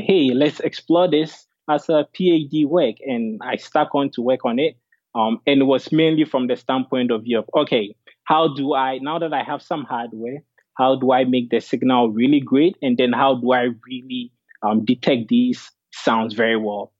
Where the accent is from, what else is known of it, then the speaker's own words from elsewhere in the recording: Ghana; moved away as an adult; also born or lived in Dartmouth; I was born and raised in Ghana and came to Dartmouth for undergrad